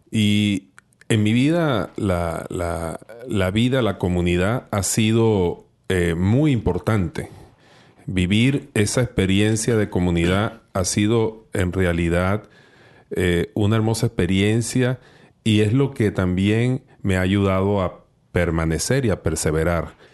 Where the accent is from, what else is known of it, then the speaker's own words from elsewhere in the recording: Venezuela; yo soy de, Venezuela, y en mi país, pues era un hombre bastante alejado del Señor, bastante alejado de la iglesia.